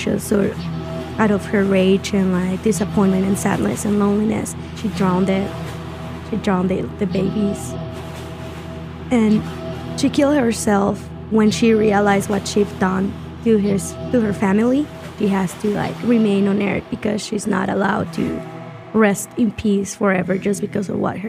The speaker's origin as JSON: {"language": "English", "town": "Ciudad Juárez", "region": "Chihuahua", "country": "Mexico", "said": "I'm from Ciudad Juárez, Chihuahua, and I'm 24 years old."}